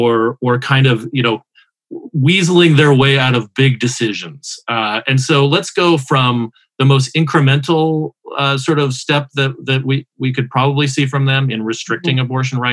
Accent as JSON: {"language": "English", "region": "Arizona", "country": "United States", "tie": "born or raised there", "said": "Arizona, my home state, voted for Biden."}